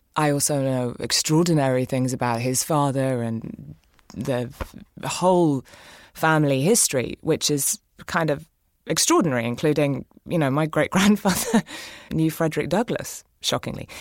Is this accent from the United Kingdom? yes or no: yes; England, United Kingdom; moved away as an adult; now in United States; I grew up in England with an American mother